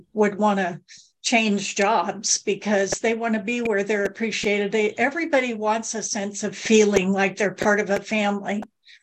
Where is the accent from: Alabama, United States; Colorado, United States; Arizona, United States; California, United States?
California, United States; Southern; I grew up in Southern California